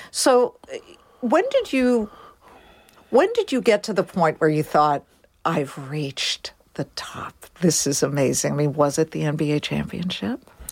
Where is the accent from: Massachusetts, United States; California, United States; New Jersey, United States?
California, United States; also born or lived in Boston; I'm a Californian